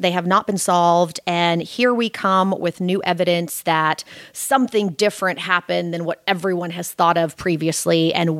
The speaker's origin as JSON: {"language": "English", "town": "Bartlesville", "region": "Oklahoma", "country": "United States", "tie": "born or raised there", "also_born_or_lived": "Warsaw, Poland", "first_language": "Polish", "second_language": "English", "moved": "as an adult", "lives_now": "Los Angeles, United States", "said": "And we came over in 81 and landed in Bartlesville, Oklahoma."}